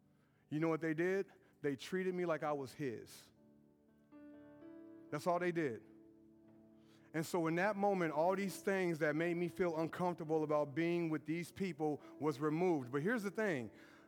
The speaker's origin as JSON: {"language": "English", "town": "Brownsburg", "region": "Indiana", "country": "United States", "said": "I'm from Brownsburg with a bad reputation, and that's my swag right there."}